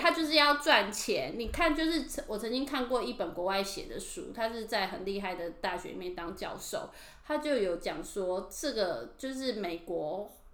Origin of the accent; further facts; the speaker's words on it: Taiwan; moved away as an adult; now in Tokyo, Japan; 我们台湾人